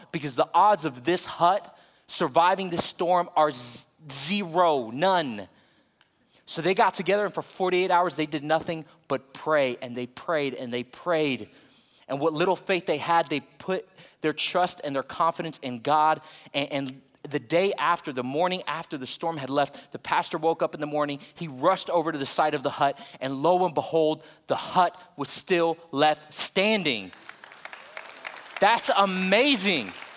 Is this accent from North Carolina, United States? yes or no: no; Florida, United States; now in Texas, United States; I'm from Florida